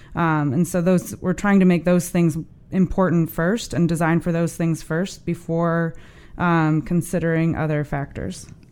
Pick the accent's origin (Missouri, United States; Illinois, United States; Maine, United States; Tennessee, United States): Missouri, United States; St. Louis; moved away; I grew up in North Saint Louis in a neighborhood called Florissant.